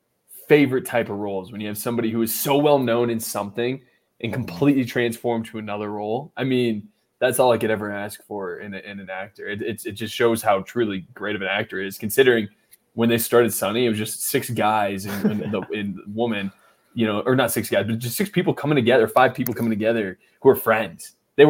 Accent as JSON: {"language": "English", "country": "Canada", "said": "I'm from Canada, somewhere in Canada."}